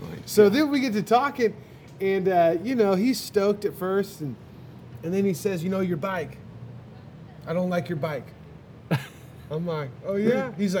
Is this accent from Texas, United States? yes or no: yes; Texas, United States; I'm from Texas.